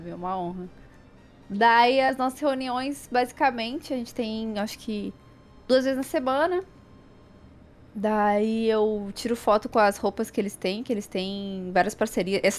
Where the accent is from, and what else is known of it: Brazil